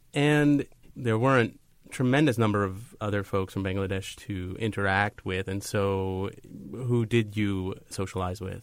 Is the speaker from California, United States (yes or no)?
no; Long Island, New York, United States; also born or lived in Brooklyn; I was born in Brooklyn, but I grew up on Long Island